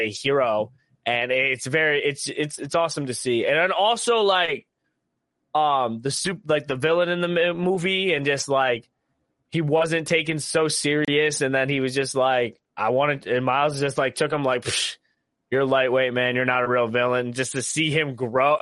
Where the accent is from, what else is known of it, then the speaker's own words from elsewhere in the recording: Ohio, United States; we are from Ohio